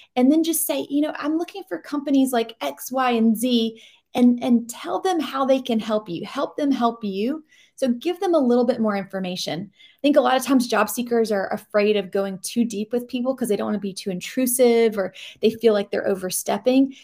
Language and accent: English; Georgia, United States; now in North Carolina, United States; I grew up in Georgia